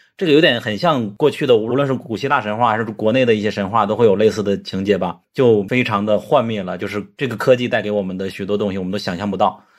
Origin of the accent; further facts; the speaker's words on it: China; 我作为中国人